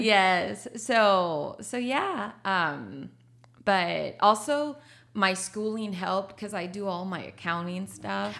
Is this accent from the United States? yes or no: yes; Laredo, Texas, United States; first language Spanish; English is a second language; moved away as an adult; now in San Antonio, United States; I'm from Laredo, Texas